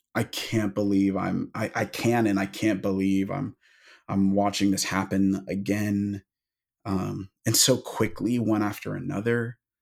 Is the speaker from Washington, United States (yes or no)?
yes; Seattle, Washington, United States; I'm from the Pacific Northwest, I'm from Seattle